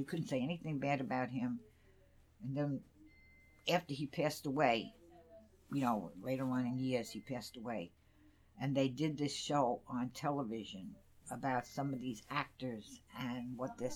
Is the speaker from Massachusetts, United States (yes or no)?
no; New York City, New York, United States; I grew up on Throop Avenue